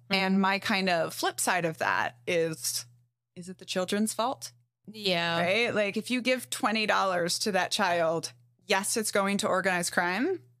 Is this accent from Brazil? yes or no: yes; Brazil; also born or lived in Mexico; I grew up in Brazil and Mexico